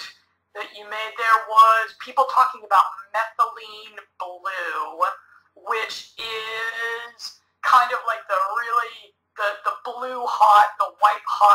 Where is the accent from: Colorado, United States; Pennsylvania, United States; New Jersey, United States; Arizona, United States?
Colorado, United States; I'm a Midwest boy like yourself. I'm from Colorado